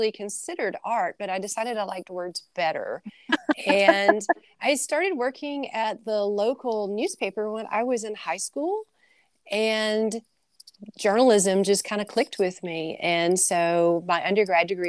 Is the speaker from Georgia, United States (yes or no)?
no; Jasper, Alabama, United States; moved away as an adult; also born or lived in Tuscaloosa, Alabama; now in Mississippi, United States; I'm actually from Jasper, Alabama, which is about an hour from Tuscaloosa.